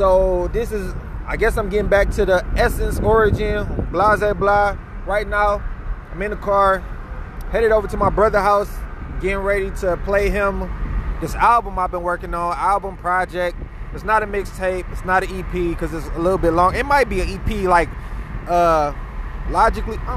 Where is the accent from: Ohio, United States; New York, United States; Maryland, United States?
Ohio, United States; Cleveland; I'm from Cleveland, Ohio